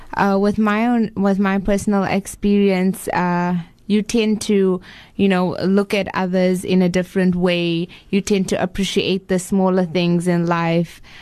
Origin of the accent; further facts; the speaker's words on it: Botswana; moved away as an adult; now in Cape Town, South Africa; I was actually born in Cape Town. Okay. and uh, when I was two years old, my parents moved to Botswana. So I was brought up in Botswana.